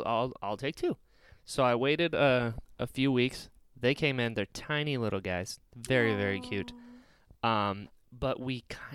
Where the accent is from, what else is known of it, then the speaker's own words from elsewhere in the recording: Outer Banks, North Carolina, United States; Because in North Carolina, I'm from the Outer Banks